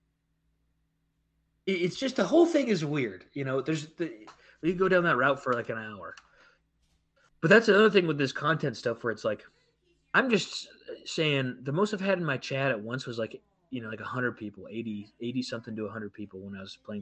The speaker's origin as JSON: {"language": "English", "country": "United States", "said": "I'm from America"}